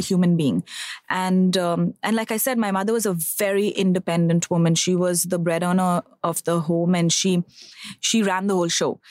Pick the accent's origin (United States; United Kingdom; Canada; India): India; Bangalore, Karnataka; I am originally from Bangalore. I'm born, brought up over there.